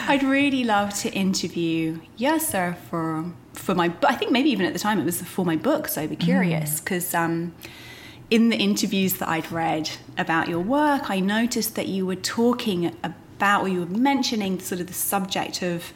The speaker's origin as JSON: {"language": "English", "country": "United Kingdom", "tie": "born or raised there", "moved": "yes", "lives_now": "United States", "said": "I feel as a Brit who now lives in America, I can look back on the kind of culture that I was raised"}